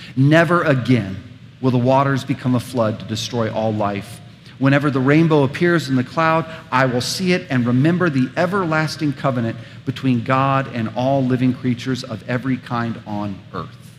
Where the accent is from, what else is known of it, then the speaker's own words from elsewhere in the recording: United States; us as suburban American Christians